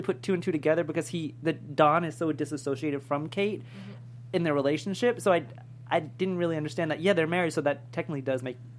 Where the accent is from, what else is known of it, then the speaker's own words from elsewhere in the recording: New York, United States; I'm from New York.